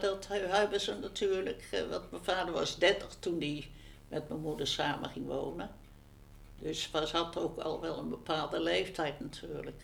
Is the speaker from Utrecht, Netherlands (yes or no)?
yes; Utrecht, Netherlands; Ik ben geboren in de Vijgenboomstraat in 1931